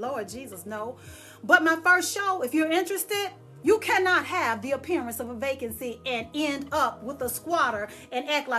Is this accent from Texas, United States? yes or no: yes; Dallas, Texas, United States; moved away as an adult; I left and moved away from Dallas, Texas, I'm a Texan